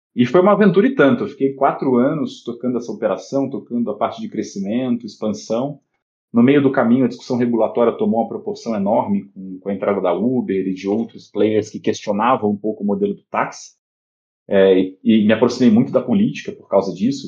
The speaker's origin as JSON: {"language": "Portuguese", "region": "Rio de Janeiro", "country": "Brazil", "also_born_or_lived": "São Paulo", "moved": "as an adult", "said": "Eu, eu sou carioca, eu vim do Rio para estudar na Poli"}